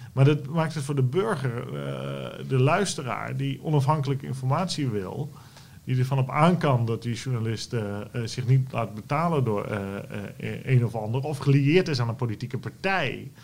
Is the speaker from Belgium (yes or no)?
no; Netherlands; wij als Nederlanders